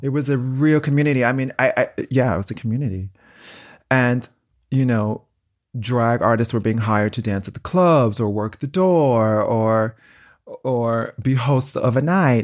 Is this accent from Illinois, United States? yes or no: yes; Chicago, Illinois, United States; moved away; also born or lived in New York; I was born in Chicago, but grew up in New York